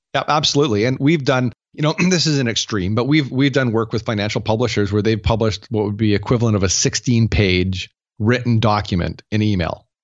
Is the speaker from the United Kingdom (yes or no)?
no; Canada; I'm Canadian